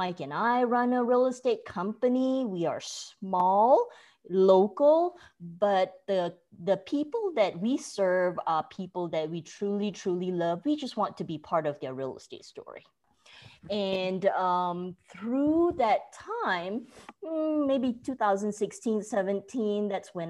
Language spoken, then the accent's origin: English; Malaysia; moved away as an adult; also born or lived in Oklahoma, United States; now in Frisco, United States; At 12, back then, I was watching Beverly Hills 90210 on TV in Malaysia